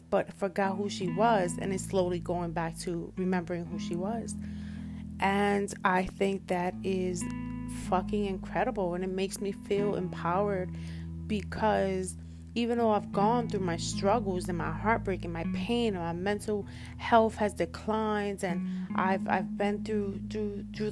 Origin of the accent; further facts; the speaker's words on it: New York City, New York, United States; also born or lived in Washington Heights; I was born in Washington Heights, raised in Harlem